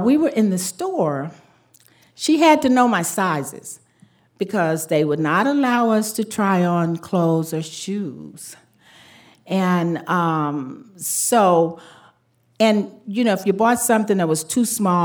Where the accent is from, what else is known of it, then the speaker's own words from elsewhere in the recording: Jackson, Mississippi, United States; My brother and I were born and raised in Jackson, Mississippi during Jim Crow.